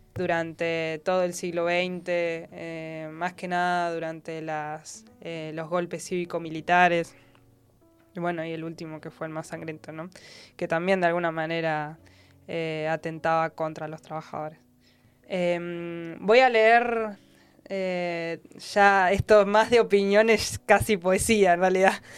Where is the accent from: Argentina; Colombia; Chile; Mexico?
Argentina; nosotras y nosotros como argentinos